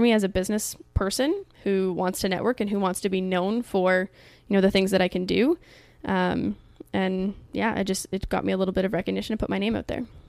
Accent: Canada; in my home country in Canada

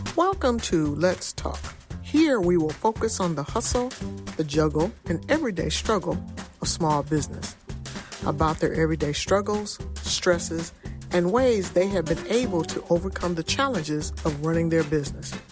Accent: Michigan, United States; I come from Michigan, and it's a union state, union environment

